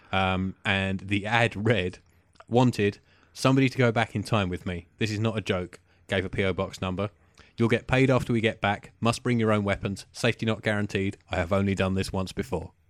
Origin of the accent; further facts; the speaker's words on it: United Kingdom; we're British